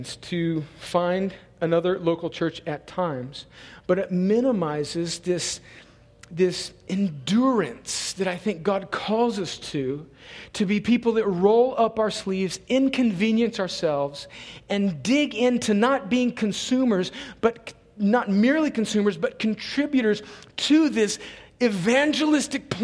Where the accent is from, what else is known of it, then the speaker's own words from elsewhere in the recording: California, United States; now in Columbus, United States; I'm not from here. I'm originally from another country called California